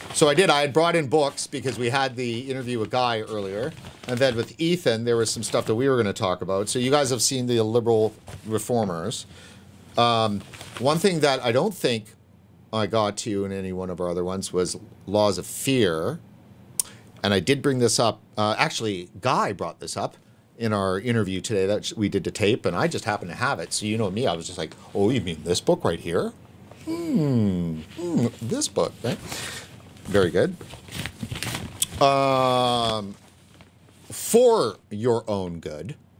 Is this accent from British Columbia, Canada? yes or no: yes; Vancouver, British Columbia, Canada; moved away as an adult; also born or lived in Los Angeles; I'm from Vancouver, and, you know, I've always lived in the downtown area